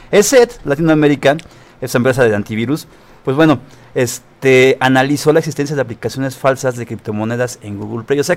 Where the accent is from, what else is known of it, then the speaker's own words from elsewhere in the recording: Mexico City, Mexico; no, soy de la Federal. del, aeropuerto.